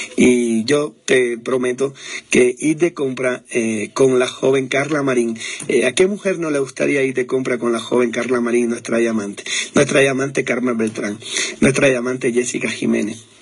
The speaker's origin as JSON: {"language": "Spanish", "country": "Cuba", "moved": "yes", "said": "soy cubano"}